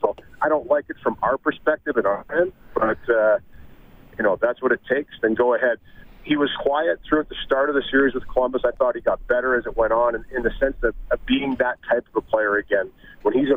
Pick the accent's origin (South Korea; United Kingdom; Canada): Canada; Cambridge, Ontario; I was born in Galt, but my grandfather lived in Preston